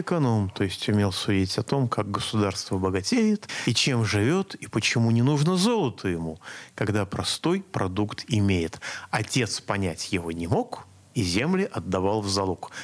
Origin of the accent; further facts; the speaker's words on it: Moscow, Russia; я как москвич